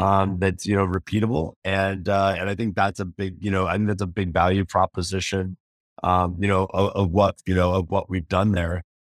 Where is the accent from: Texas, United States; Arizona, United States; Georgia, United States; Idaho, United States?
Idaho, United States; I grew up in Idaho, I grew up in, you know, Potato Town